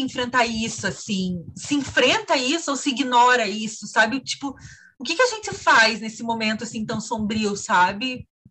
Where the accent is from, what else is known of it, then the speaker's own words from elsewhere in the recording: Santa Cecília, Santa Catarina, Brazil; moved away; eu fui para Santa Cecília no Natal, né, lá na minha cidade